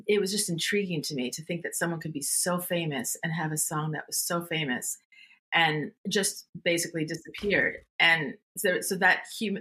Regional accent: Montreal, Quebec, Canada; moved away as an adult; also born or lived in California; I grew up in Montreal

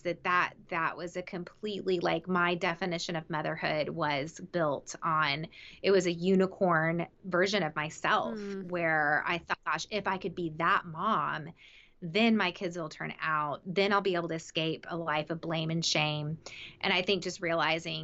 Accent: the South, United States; I grew up in the South

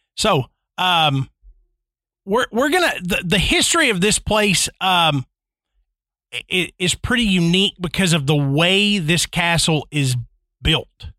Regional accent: Tennessee, United States; growing up in Tennessee

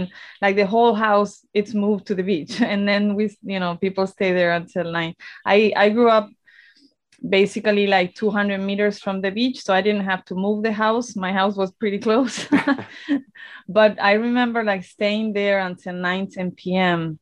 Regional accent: Torremolinos, Andalusia, Spain; I am from, I grew up in Torremolinos

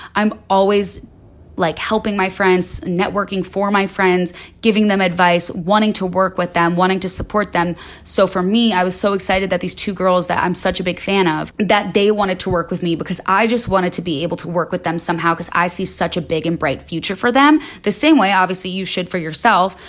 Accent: Chicago, Illinois, United States; moved away as an adult; now in Los Angeles, United States; I moved to L A when I was nineteen from Chicago. I grew up in the suburbs

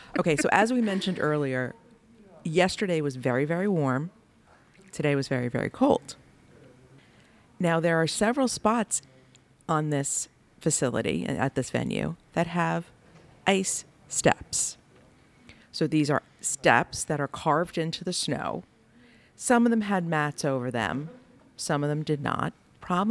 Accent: United States

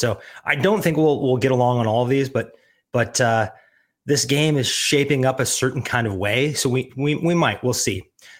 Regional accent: Missouri, United States; moved away; I've lived most of my life away from the cold now. Of course, I grew up in Missouri and love it

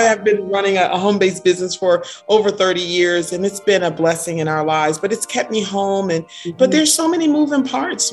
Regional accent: Orange, New Jersey, United States; also born or lived in Newark, New Jersey; now in Maryland, United States; I was born in Newark. I was raised in Orange, New Jersey

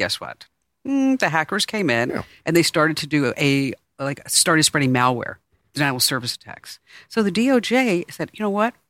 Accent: New York City, New York, United States; You know what a New Yorker is. I'm a New Yorker.

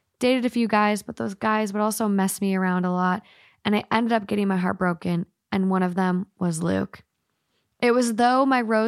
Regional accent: Glasgow, Scotland, United Kingdom; accent: Glaswegian; I also would have loved to have read it to you in my Glaswegian accent.

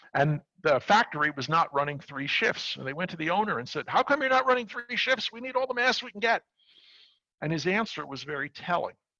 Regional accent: New York City, New York, United States; I'm from New York. I grew up in Brooklyn and worked on Wall Street

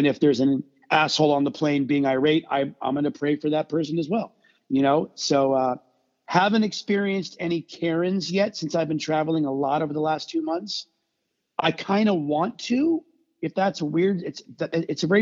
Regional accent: South Florida, United States; growing up in South Florida

